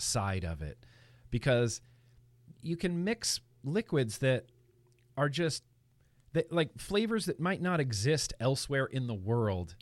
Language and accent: English; Lake Tahoe, California, United States; now in Los Angeles, United States; I grew up in Lake Tahoe, California, up in the mountains